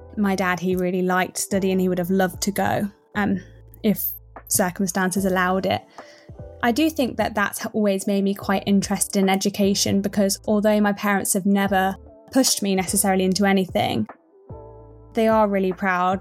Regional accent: Midlands, United Kingdom; I grew up in the Midlands

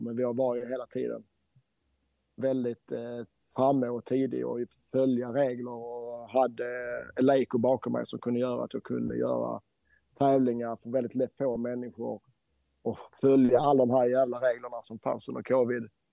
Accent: Helsingborg, Skåne, Sweden; now in Norway; Jag bor ju i Norge även om jag är svensk skåning, helsingborgare.

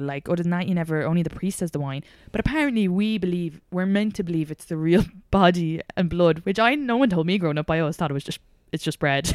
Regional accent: Ireland; accent: Irish; moved away as an adult; now in United States; growing up in Ireland

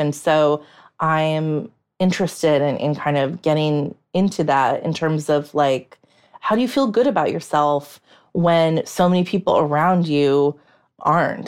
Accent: United States; as an American

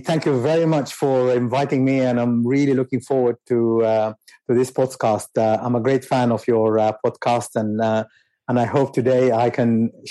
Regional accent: Khartoum, Sudan; moved away as an adult; also born or lived in Wad Madani, Sudan; now in London, United Kingdom; So, so I grew up in Khartoum, and I think I have to admit I had a very lucky and privileged life. Although I was born in Madani, we moved to Khartoum about a year later

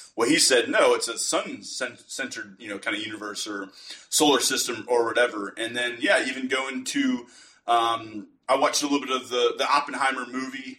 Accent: United States; being an American

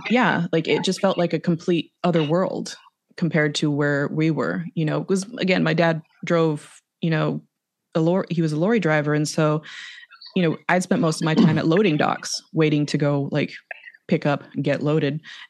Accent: Los Angeles, California, United States; moved away as an adult; also born or lived in Arizona; now in St. Ives, United Kingdom; I grew up in South Central. I grew up like, you know, in the grimy, I don't want to call it grimy, but like in the grittier areas, I suppose.

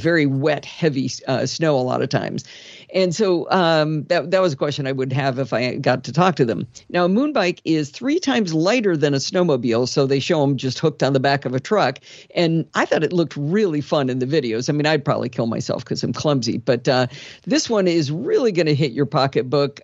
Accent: Michigan, United States; When I was a kid growing up in Michigan

